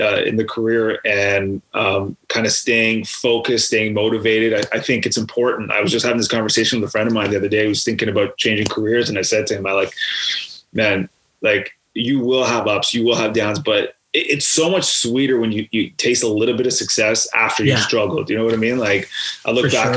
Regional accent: Canada; As a Canadian growing up and watching Hockey Night in Canada

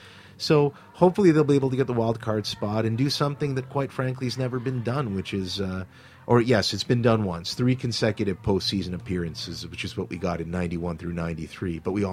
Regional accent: Thornhill, Ontario, Canada; growing up in Toronto, in Thornhill in particular, as someone coming from a background of being both Russian and Jewish and being part of a very multicultural game, a multicultural environment

